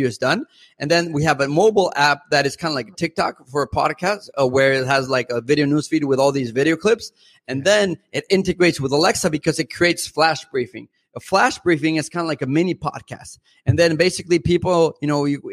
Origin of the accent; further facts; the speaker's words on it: Mexico; first language Spanish; English is a second language; moved away as an adult; now in United States; I'm originally from Mexico, parent-wise, I am half Mexican, half European, but I've lived in the U.S. since I was 18.